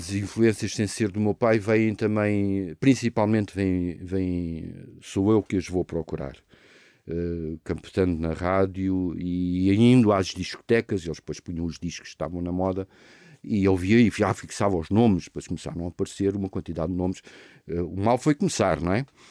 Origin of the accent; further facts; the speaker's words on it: Lisbon, Portugal; em Lisboa, no, em Campolide, que era do meu avô, onde eu cresci